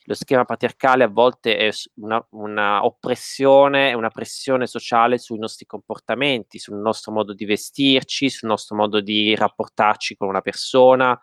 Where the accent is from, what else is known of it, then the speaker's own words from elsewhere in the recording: Martina Franca, Apulia, Italy; accent: Martinese dialect; nel mio dialetto